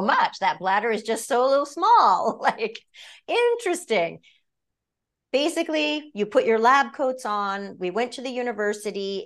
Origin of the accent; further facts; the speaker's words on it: Maine, United States; moved away as an adult; also born or lived in Orlando, Florida; now in Los Angeles, United States; being born and raised in Maine